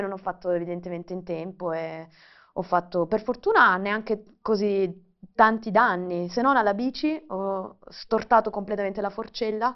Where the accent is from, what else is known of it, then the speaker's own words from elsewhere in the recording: Brindisi, Apulia, Italy; accent: Salentino; Io sono originaria di Brindisi, non so se si sente un po' salentina